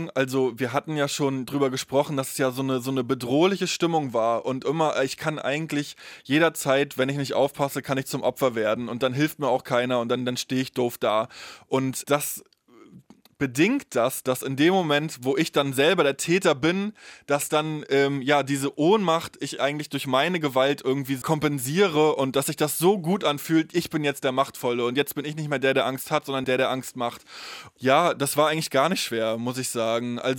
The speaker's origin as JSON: {"language": "German", "region": "East Germany", "country": "Germany", "said": "Ja, ich habe die DDR kaum erlebt, ich habe dafür aber ja die Nachwendezeit komplett erlebt und ähm, die unterscheidet sich ja auch in Ost wie West."}